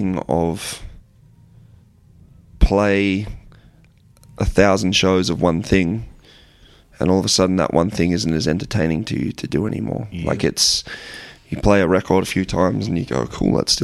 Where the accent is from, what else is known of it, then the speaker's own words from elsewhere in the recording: Australia; we're an Australian band